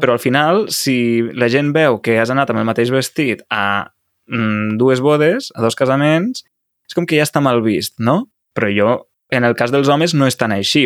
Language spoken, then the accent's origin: Catalan; Catalonia, Spain; som catalans